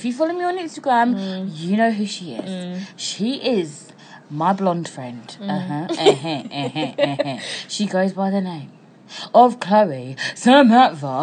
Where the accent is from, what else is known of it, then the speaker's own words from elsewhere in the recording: Ghana; we're both Ghanaian